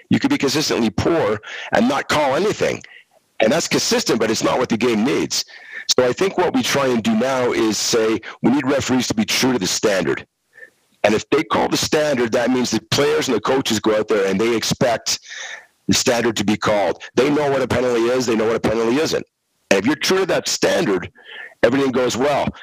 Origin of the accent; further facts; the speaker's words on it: Montreal, Quebec, Canada; I grew up in Montreal.